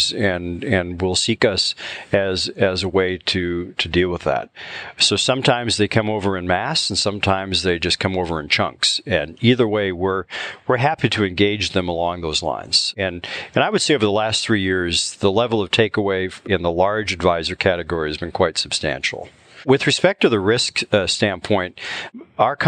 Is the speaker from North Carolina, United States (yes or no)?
no; Upper Peninsula of Michigan, United States; moved away; also born or lived in Chicago; I grew up in the Upper Peninsula of Michigan